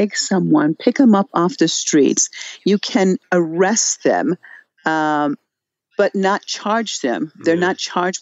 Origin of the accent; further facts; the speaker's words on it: United States; moved away as an adult; now in Iran; As an American, as a journalist, and then choosing to live in Iran